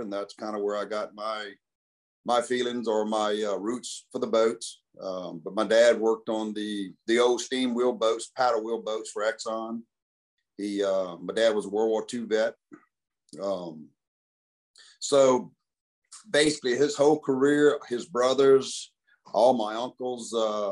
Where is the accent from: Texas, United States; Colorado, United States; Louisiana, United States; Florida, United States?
Louisiana, United States; Baton Rouge; also born or lived in Port Allen, Louisiana; I was born in Baton Rouge, Louisiana, 1964. I'm still resident. I live here